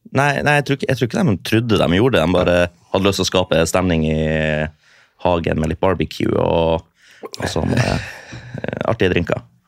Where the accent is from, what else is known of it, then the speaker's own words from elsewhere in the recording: Storfjord, Troms, Norway; moved away as an adult; i Storfjord i Nord-Troms